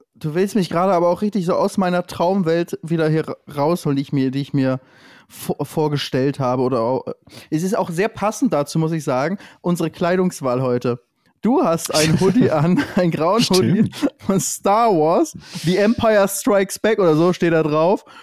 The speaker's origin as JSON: {"language": "German", "town": "Lübeck", "region": "Schleswig-Holstein", "country": "Germany", "said": "Ich komme ja aus, aus dem Norden, aus Lübeck, so genauso wie du aus dem Norden, Norddeutscher"}